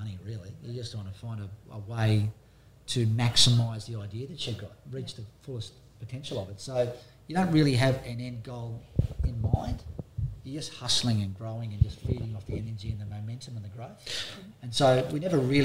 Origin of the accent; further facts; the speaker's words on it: Byron Bay, New South Wales, Australia; growing up in Byron Bay in this area